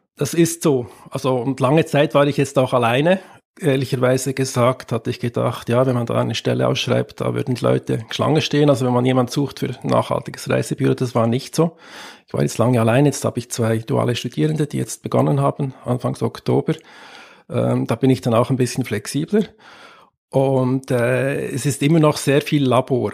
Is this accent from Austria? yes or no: no; Switzerland; ich bin Schweizer